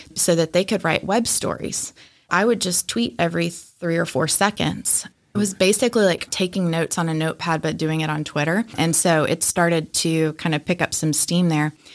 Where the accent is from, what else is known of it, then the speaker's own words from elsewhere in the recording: Atlanta, Georgia, United States; growing up in Atlanta